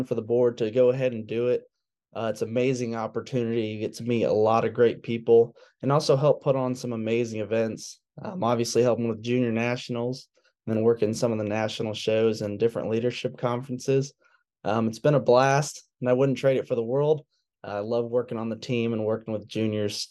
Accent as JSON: {"language": "English", "town": "Otterbein", "region": "Indiana", "country": "United States", "said": "I'm from Otterburn, Indiana, and I currently attend Purdue University studying agribusiness"}